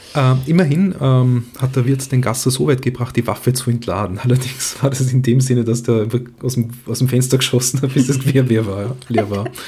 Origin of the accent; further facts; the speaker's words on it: Feldkirch, Vorarlberg, Austria; moved away; ich bin aus Vorarlberg